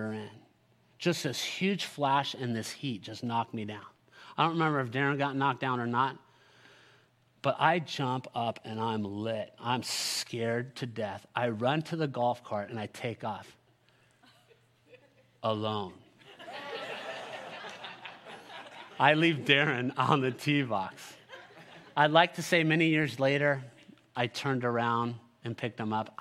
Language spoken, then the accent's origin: English; California, United States; I'm born and raised in California